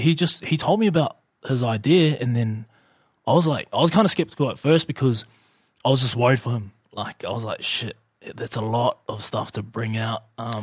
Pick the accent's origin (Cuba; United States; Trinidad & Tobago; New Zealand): New Zealand; moved away as an adult; I come straight from New Zealand.